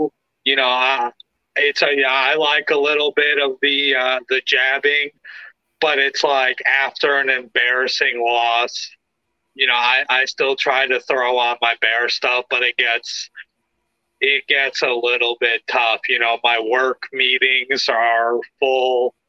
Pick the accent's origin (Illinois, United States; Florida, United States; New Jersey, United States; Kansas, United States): Illinois, United States; Lake County, Northern; I'm from Northern Illinois, Lake County. Shout out Lake County, Illinois.